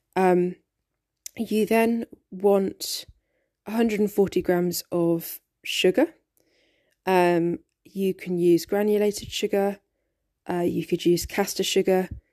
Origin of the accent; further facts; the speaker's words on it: United Kingdom; growing up in Britain